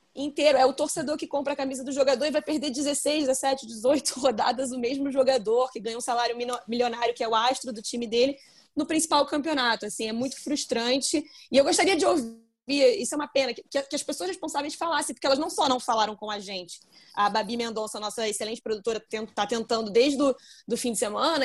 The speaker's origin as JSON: {"language": "Portuguese", "country": "Brazil", "said": "a gente é brasileiro"}